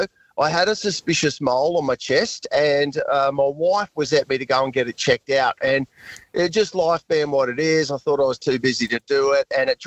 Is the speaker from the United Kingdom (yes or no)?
no; Hervey Bay, Queensland, Australia; moved away; Hervey Bay, my hometown